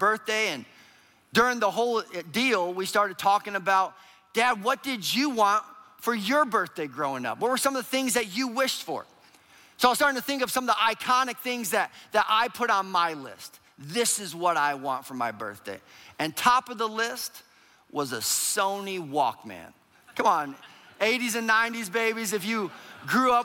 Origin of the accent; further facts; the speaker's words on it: Minneapolis, Minnesota, United States; we are from Minneapolis, Minnesota